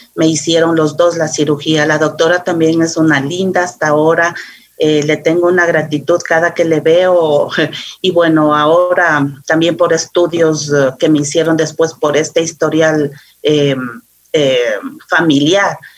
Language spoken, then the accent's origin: Spanish; Quito, Pichincha, Ecuador; aquí en Quito, soy muy quiteña